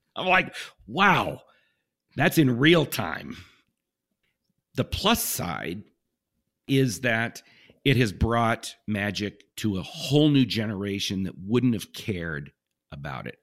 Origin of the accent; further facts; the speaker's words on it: Southern California, United States; I grew up in Southern California